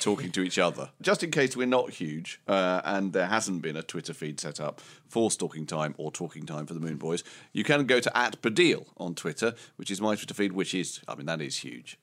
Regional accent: Romford, London, United Kingdom; I was from Romford

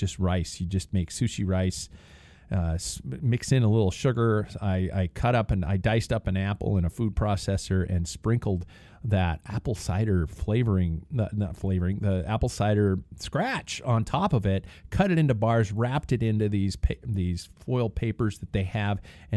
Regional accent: United States; I'm an American

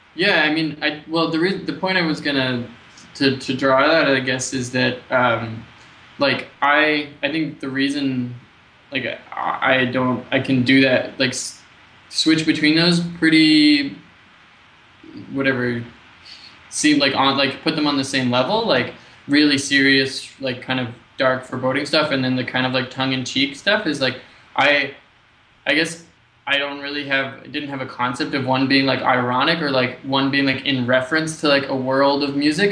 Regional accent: United States; moved away as an adult; now in Montreal, Canada; I'm American

